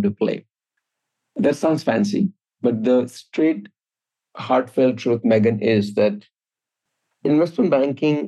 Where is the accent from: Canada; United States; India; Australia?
India; Jamshedpur, Jharkhand; moved away; when I grew up in India, small steel city called Tata Nagar